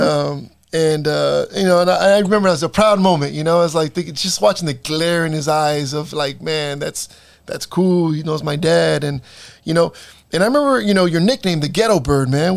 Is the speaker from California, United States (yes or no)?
yes; Salinas, California, United States; also born or lived in East Los Angeles, California; I was born in East LA, but I was raised here in East Salinas